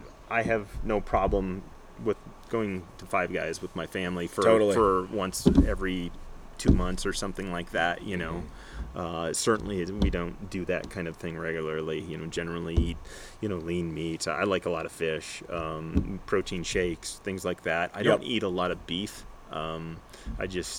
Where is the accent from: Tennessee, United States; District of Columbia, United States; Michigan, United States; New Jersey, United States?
Michigan, United States; moved away; I'm originally from Michigan and my background is Nordic skiing